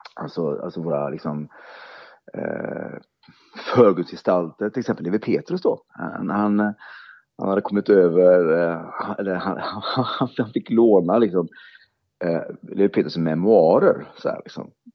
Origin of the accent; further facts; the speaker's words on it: Oskarshamn, Kalmar County, Sweden; i min hemstad Oskarshamn är uppvuxen